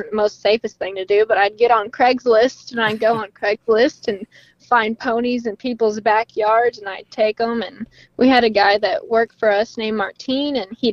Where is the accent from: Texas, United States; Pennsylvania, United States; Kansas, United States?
Texas, United States; Llano; moved away as an adult; now in Morgan Mill, United States; I am from Llano, so I moved to Morgan Mill recently for college